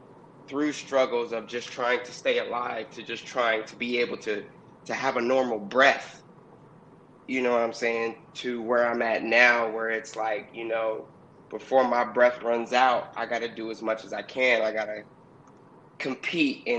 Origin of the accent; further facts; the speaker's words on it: Oakland, California, United States; also born or lived in Los Angeles area (818), California; now in San Fernando Valley, United States; I'm from Oakland, California, Yay area, 510, and I reside now in the 818